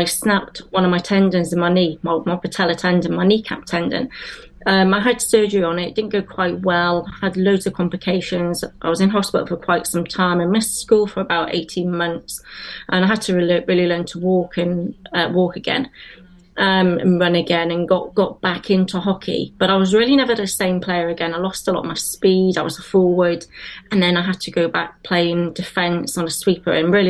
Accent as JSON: {"language": "English", "region": "South West England", "country": "United Kingdom", "tie": "born or raised there", "also_born_or_lived": "Liverpool", "accent": "Wenglish", "lives_now": "Cardiff, United Kingdom", "said": "I've lived in Wales probably longer than I've lived in England, but I'm originally from Liverpool. I grew up near Bristol, and I went to university at Cardiff"}